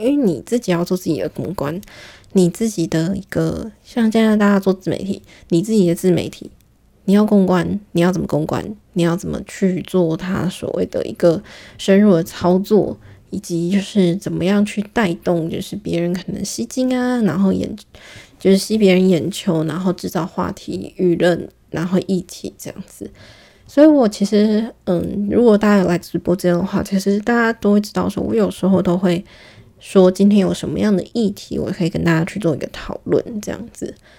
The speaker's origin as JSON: {"language": "Chinese", "country": "Taiwan", "accent": "heavy Taiwanese accent", "said": "台湾腔非常重的一个人，可是我有时候会卷舌"}